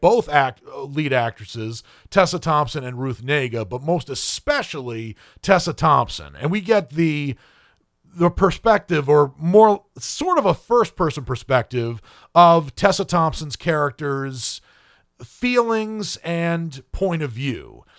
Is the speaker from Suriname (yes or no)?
no; Ireland; based on the fact that I am Irish